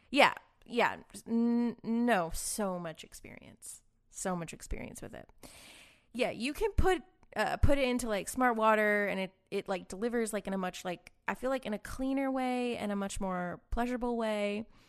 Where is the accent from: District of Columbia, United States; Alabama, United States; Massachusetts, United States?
Massachusetts, United States; Boston; now in Austin, United States; I'm from Boston